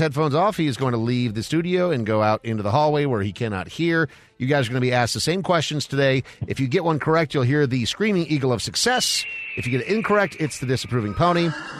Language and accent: English; Brainerd, Minnesota, United States; moved away; also born or lived in South Carolina; growing up in Brainerd, Minnesota, a small town